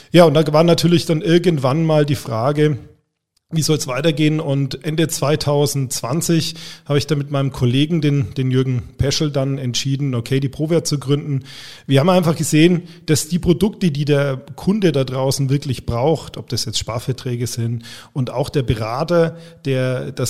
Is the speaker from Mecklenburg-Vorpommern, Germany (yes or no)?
no; Bavaria, Germany; Ich komme aus Franken, nicht aus Bayern.